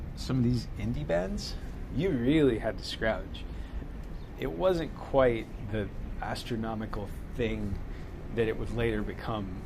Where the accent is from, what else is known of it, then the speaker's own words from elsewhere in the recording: the South, United States; growing up in the South